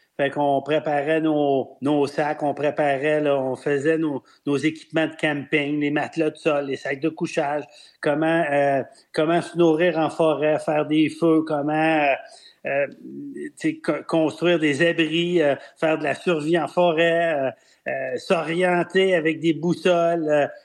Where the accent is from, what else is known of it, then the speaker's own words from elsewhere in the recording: Quebec City, Quebec, Canada; also born or lived in Sainte-Foy; Je suis né à Sainte-Foy, puis j'ai grandi à Cap-Rouge